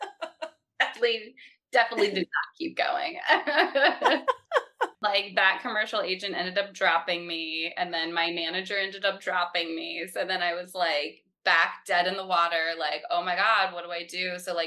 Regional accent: Louisville, Kentucky, United States; born there; also born or lived in North Carolina / Florida / Pennsylvania; now in New York City, United States; I was born in Kentucky. I was born in Louisville, Kentucky, but I moved around a lot. So I lived in North Carolina, Florida, Pennsylvania. And then I moved to New York City when I turned 18

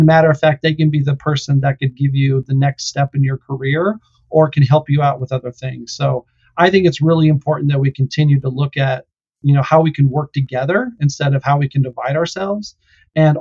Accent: Lakewood, Colorado, United States; I actually grew up in Colorado, just in a town called Lakewood, which is a big suburb outside of Denver, on a horse ranch.

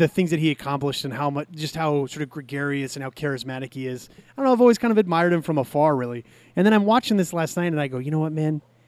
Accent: San Jose, California, United States; moved away; also born or lived in New York / Tokyo, Japan; I grew up in San Jose, California.

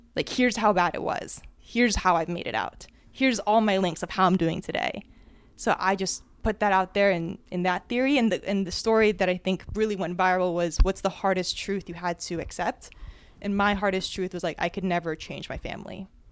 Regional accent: New Jersey, United States; I was born and raised in Jersey

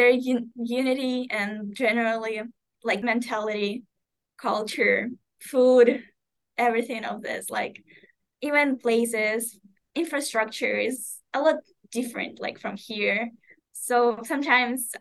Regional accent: Ukraine; moved away; I remember my home country as it was at that moment.

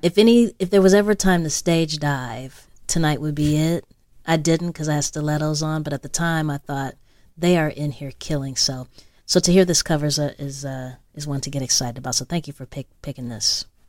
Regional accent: Los Angeles, California, United States; I grew up in South Central L A, uh, Uh, Slauson

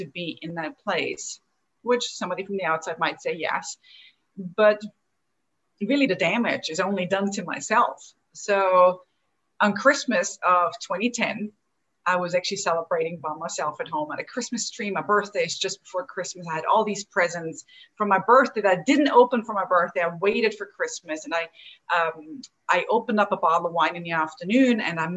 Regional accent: Austria; moved away as an adult; also born or lived in Chicago, United States; now in Atlanta, United States; Where I'm from is from the little country, Austria, in the heart of Europe

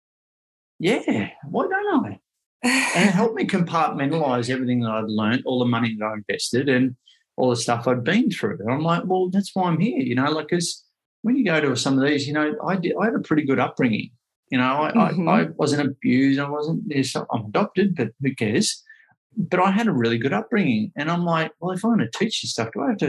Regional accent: Ocean Grove, Victoria, Australia; also born or lived in Melbourne; I grew up here in Ocean Grove, and I moved back down here after 20 years being up in Melbourne in the city.

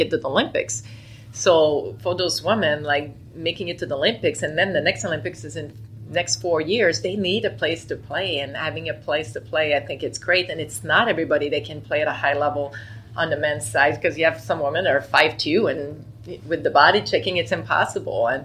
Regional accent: Quebec, Canada; I was a big Quebec Nordiques fan growing up in Quebec

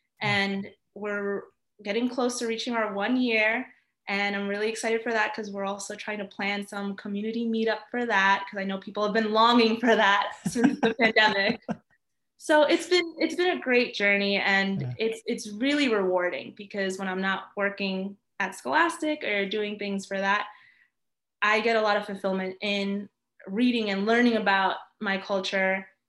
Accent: New York, United States; first language Spanish; English is a second language; I grew up in New York, because not only am I really close to the city, but I'm not that far from New Jersey.

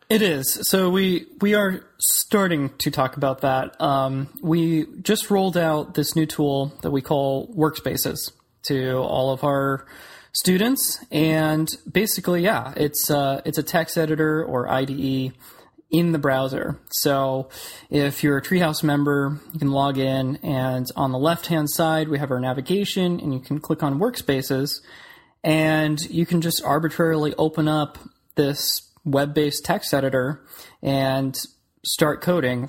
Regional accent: Clearwater, Florida, United States; also born or lived in Orlando; I grew up in Clearwater, which is in the Tampa Bay area, and I came over to Orlando to go to school.

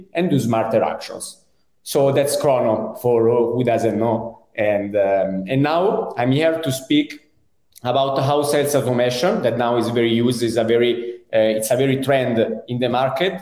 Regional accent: Italy; accent: Italian; English is a second language; also born or lived in Europe; now in Spain; as you can understand from my accent, I'm Italian, and I think I lived many years abroad around Europe. Now I'm in Spain

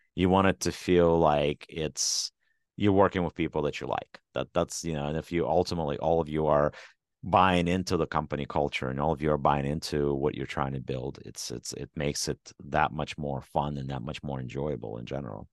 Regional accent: Ukraine; moved away; my home country, which is Ukraine.

